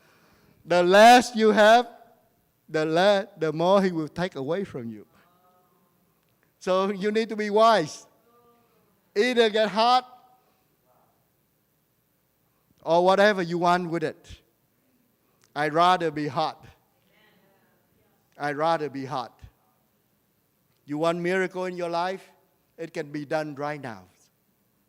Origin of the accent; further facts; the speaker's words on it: Vietnam; I am a prophet from Vietnam.